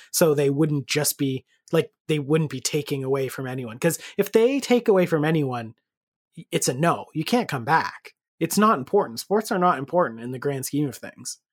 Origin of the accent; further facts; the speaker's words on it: Canada; we are Canadian